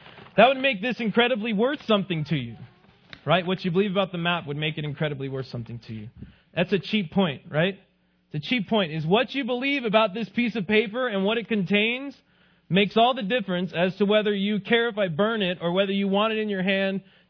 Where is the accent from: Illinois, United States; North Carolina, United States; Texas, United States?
Texas, United States; El Paso; I grew up in El Paso, Texas